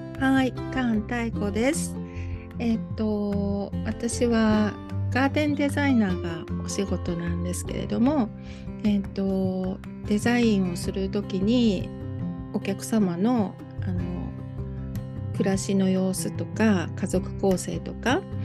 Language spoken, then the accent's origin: Japanese; Kitakyushu, Fukuoka, Japan; now in Tokyo, Japan; 実は私の生まれ育ったところなんですね